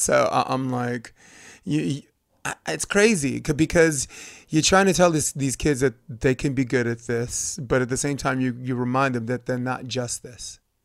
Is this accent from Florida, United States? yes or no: no; New York, United States; as a New Yorker